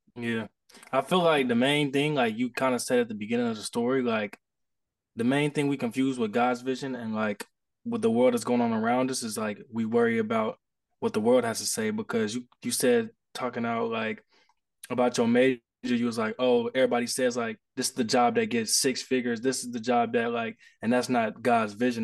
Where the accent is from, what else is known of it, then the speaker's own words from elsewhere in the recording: Indianapolis, Indiana, United States; I'm from Indianapolis, Indiana